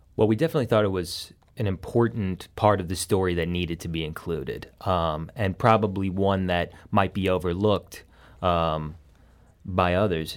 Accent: Saint Charles, Missouri, United States; moved away as an adult; now in Affton, United States; I'm from Saint Charles originally

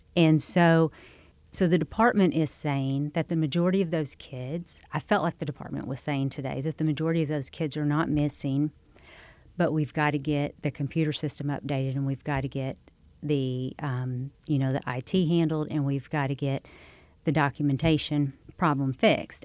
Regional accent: Scott County, Missouri, United States; I'm from Saxton. Um, to Scott County. I actually live outside Scott City now

